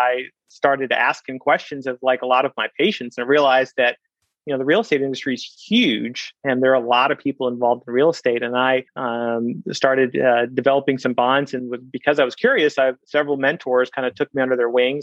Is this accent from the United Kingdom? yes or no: no; Kansas City, United States; also born or lived in India; grew up in Kansas City, son of Indian immigrant parents